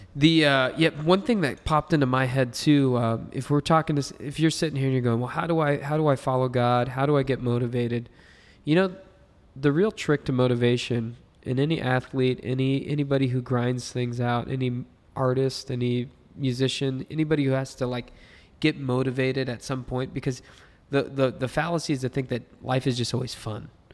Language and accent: English; United States; I've only lived as an American